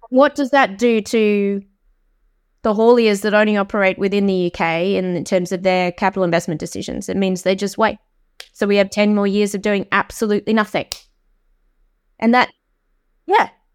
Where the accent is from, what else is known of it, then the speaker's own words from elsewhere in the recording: Australia; accent: Australian; moved away as an adult; now in United Kingdom; I'm Australian, uh, but I have lived in this country for seventeen years